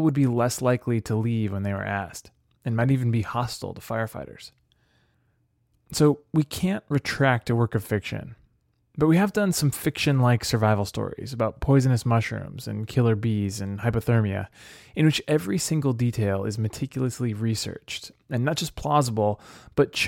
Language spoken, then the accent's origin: English; Clackamas County, Oregon, United States; Clackamas County, just outside of Portland